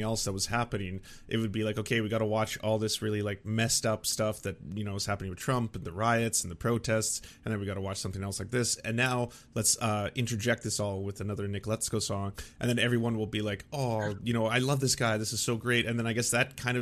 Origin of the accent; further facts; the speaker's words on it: Canada; I'm not American, I'm Canadian